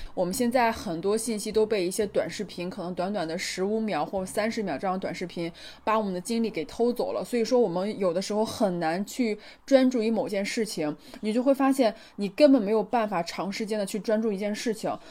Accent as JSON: {"language": "Chinese", "country": "China", "said": "我回家之后，就回到中国之后"}